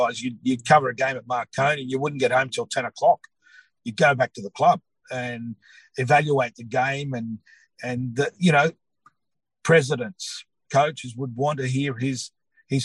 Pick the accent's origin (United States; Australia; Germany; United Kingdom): Australia; we are Australian. We're born here, but we're proud of whether we're Greek, Croatian, Serb, Italian, whatever it is